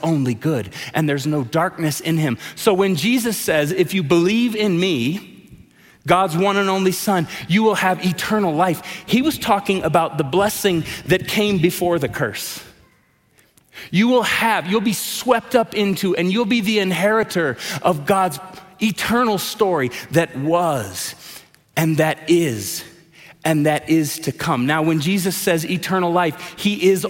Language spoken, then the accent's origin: English; Tulsa, Oklahoma, United States; I grew up in Tulsa, Oklahoma, around a man named Reverend Dr. Wade Watts.